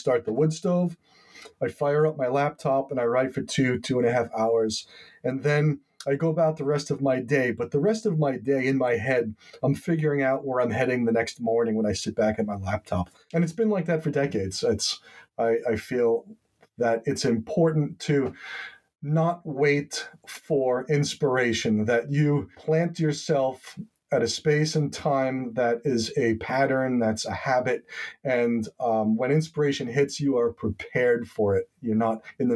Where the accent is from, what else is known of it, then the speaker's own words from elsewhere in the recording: Long Island, New York, United States; now in Swan's Island, United States; I grew up on Long Island, very suburban, very postage stamp lot subdivision type of environment.